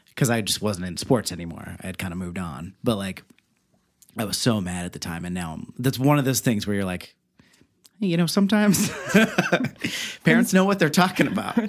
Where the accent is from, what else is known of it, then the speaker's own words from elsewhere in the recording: Beavercreek, Ohio, United States; I'm from Beaver Creek, Ohio